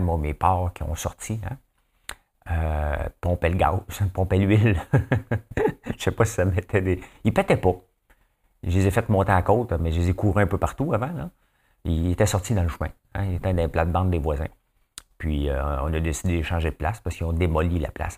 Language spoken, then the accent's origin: French; Notre-Dame-de-la-Paix, Quebec, Canada; moved away; moi, je viens de Notre-Dame-la-Paix